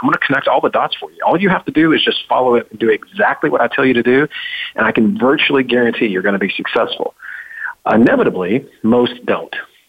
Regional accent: Memphis, Tennessee, United States; I'm a redneck from Memphis, Tennessee.

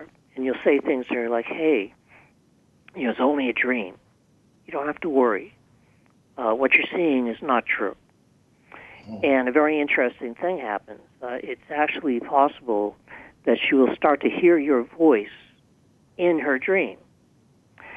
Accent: Boston, Massachusetts, United States; the kind of colorful street language that I was brought up with in the Boston area

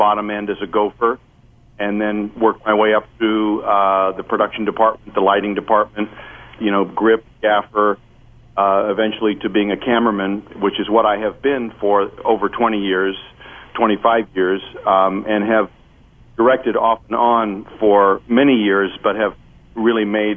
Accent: Southern California, United States; I grew up in Southern California

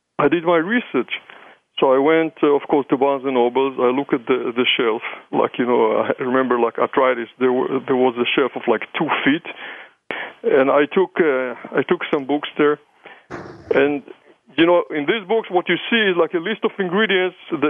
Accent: Israel; accent: combination of German and English and Hebrew and maybe Yiddish; moved away; I'm coming from Israel, people always wonder, you know, about my accent, where is this funny accent is coming. So it's a combination of German and English and Hebrew and maybe Yiddish

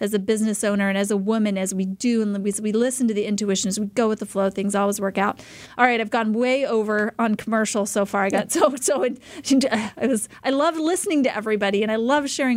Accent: Idaho, United States; moved away as an adult; now in Arizona, United States; I was born and raised in Idaho

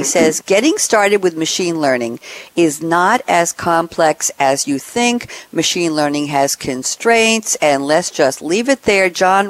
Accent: New York, United States; I'm from New York, and I didn't like Southern sweet tea. I'm moving down south in a month

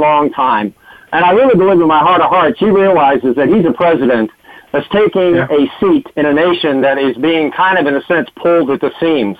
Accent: Washington, District of Columbia, United States; I was born in Washington D.C. My dad was USDA for 33 years, so I was a government brat

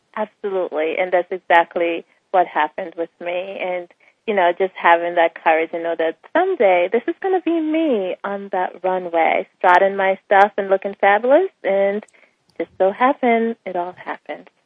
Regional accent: Bahamas; moved away as an adult; also born or lived in Jamaica; I'm from the Bahamas. Um, my parents are both Jamaicans. Um, I spent part of my life in Jamaica and then the rest in the Bahamas, attending school and graduated

